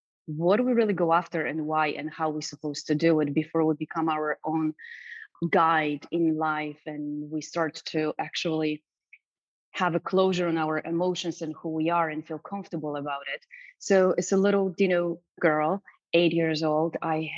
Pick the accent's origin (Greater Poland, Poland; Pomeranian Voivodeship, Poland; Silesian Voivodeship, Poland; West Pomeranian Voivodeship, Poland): Silesian Voivodeship, Poland; Racibórz; English is a second language; moved away as an adult; now in United States; I was born and raised in Poland, south of Poland, in a small town called Raciborz